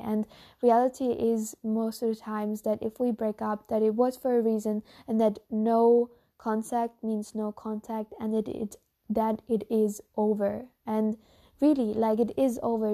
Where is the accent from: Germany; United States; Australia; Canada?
Germany; first language German; English is a second language; I'm no native English speaker, but I'm a German speaker. I'm from Germany